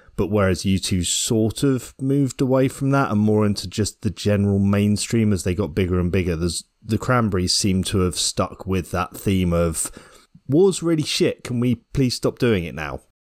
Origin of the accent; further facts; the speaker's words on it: Ireland; Being Irish